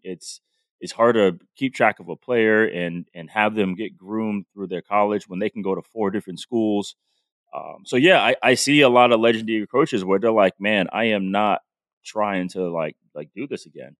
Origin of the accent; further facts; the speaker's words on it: Providence, Rhode Island, United States; I'm from Providence